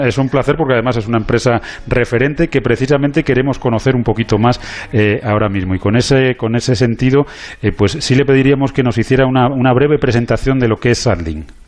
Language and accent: Spanish; Spain; Yo como español